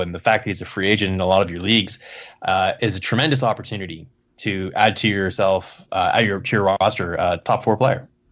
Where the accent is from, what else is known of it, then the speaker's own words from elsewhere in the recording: Kingston, Ontario, Canada; I was seeing Frontenac's games in my hometown